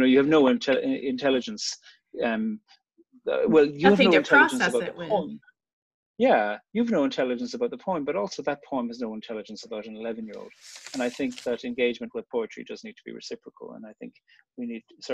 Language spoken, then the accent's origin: English; Cork, Munster, Ireland; I grew up in Cork on the very south coast of Ireland